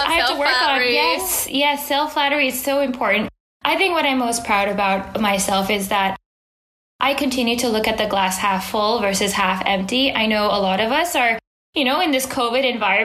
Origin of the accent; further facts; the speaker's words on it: Bay Area, California, United States; as a kid growing up in the Bay Area, which is in beautiful Silicon Valley in California